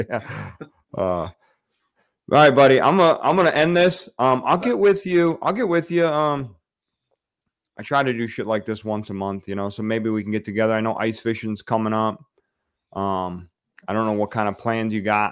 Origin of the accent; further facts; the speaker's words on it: the Thumb, Michigan, United States; I grew up in the Thumb. So I'm a East Sider